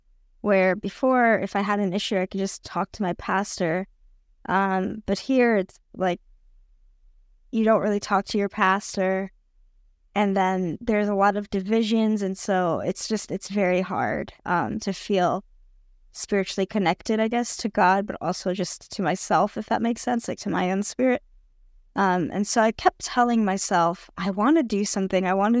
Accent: United States; now in Brazil; I'm living in Brazil currently, but I am American, but I'm also Brazilian. I'm half Brazilian, half Brazilian, half Canadian, but I grew up in the U.S.

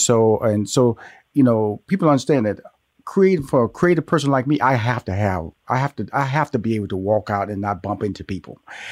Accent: Houston, Texas, United States; So I was born in Houston, Texas, with the high school, went to college there, got married in Houston, Texas. So Texas is my birth state and my lifestyle state.

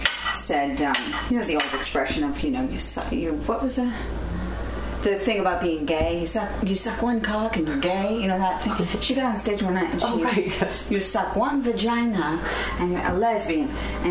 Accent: Montreal, Quebec, Canada; moved away; also born or lived in Toronto / New York; Because I only lived there, I'm from Montreal.

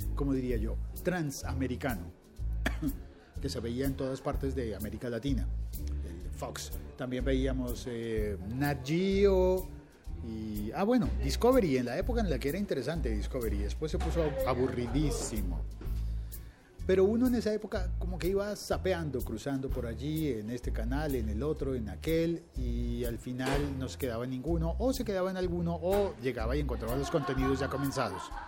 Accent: Colombia

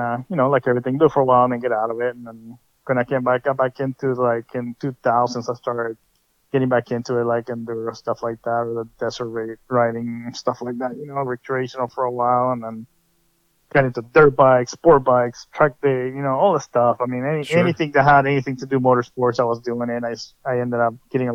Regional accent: Redwood City, California, United States; also born or lived in Sacramento, Roseville area; now in Roseville, United States; I grew up in Redwood City, and then I moved to across the Bay, and then ended up in Sacramento, Roseville area

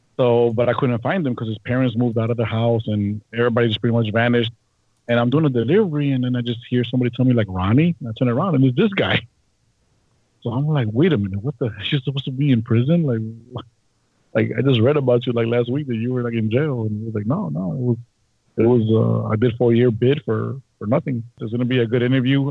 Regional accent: Chicago, Illinois, United States; I'm a Chicago native, born and raised in Uptown

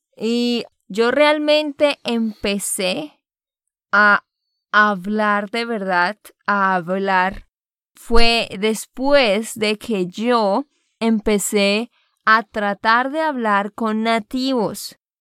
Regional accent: Santander, Colombia; de Santander, Colombia

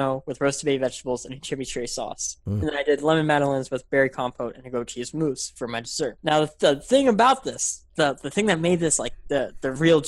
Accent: Memphis, Tennessee, United States; I'm from Memphis, Tennessee, middle of nowhere, no Michelin star restaurants anywhere.

